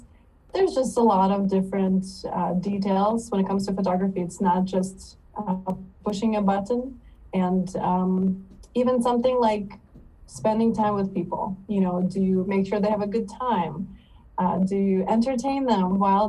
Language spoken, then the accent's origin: English; Odesa, Odesa Oblast, Ukraine; also born or lived in East Coast, United States; now in South Korea; I was born in Odessa, Ukraine